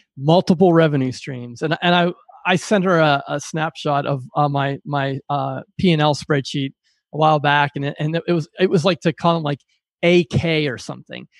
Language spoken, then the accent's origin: English; Pittsburgh, Pennsylvania, United States; I pride myself on a blue collar work ethic growing up in Pittsburgh